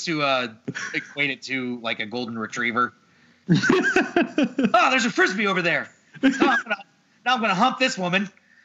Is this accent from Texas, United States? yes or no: yes; Dallas, Texas, United States; growing up in Dallas in the 90s.